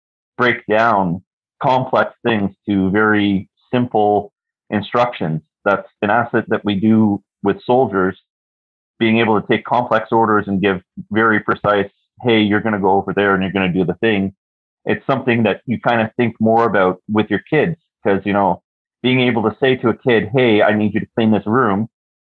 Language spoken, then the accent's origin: English; Toronto, Ontario, Canada; moved away as an adult; now in Kingston, Canada; I'm currently living in Kingston, Ontario. Born and raised in Toronto